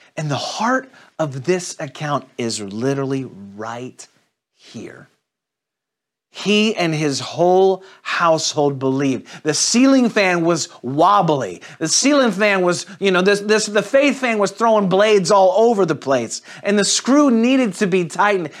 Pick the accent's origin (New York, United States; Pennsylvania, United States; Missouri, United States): Missouri, United States; St. Louis; moved away; I'm originally from Saint Louis